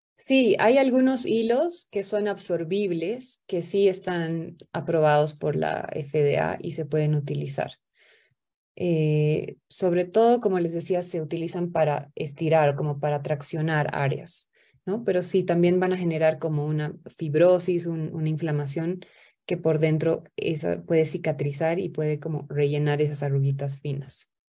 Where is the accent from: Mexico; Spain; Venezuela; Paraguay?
Paraguay; soy de Paraguay